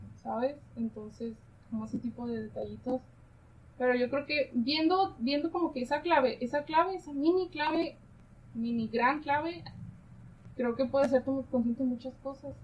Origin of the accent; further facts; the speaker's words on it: Tijuana, Baja California, Mexico; yo nací aquí en Tijuana